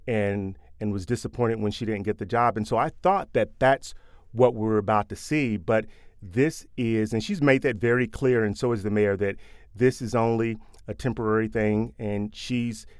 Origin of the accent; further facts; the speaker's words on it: Louisville, Kentucky, United States; We're both from Louisville